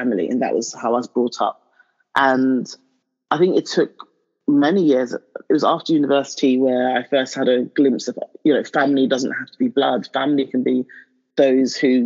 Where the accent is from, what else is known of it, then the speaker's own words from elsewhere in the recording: London, United Kingdom; moved away as an adult; also born or lived in Nigeria; now in Hertfordshire, United Kingdom; I still see myself as a Londoner. It's ingrained in my DNA now. It's my formative years. That's where I was.